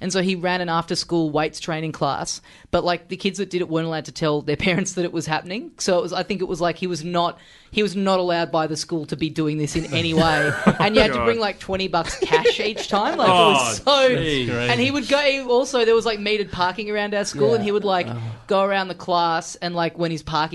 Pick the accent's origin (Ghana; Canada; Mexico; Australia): Australia; Melbourne, Victoria; I'm from Melbourne